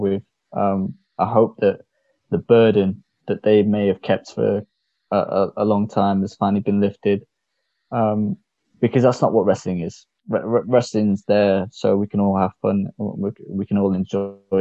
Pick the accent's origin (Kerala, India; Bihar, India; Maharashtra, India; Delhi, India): Maharashtra, India; Mumbai; moved away; I was born in Mumbai. I come from the gullies, as we call it, the streets.